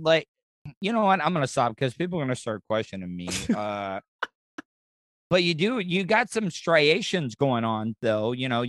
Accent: DeLand, Florida, United States; moved away; my hometown of DeLand, Florida, where I grew up.

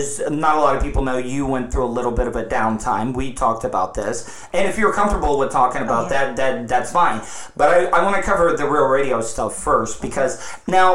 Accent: DeLeon Springs, Florida, United States; the city I grew up in, DeLeon Springs

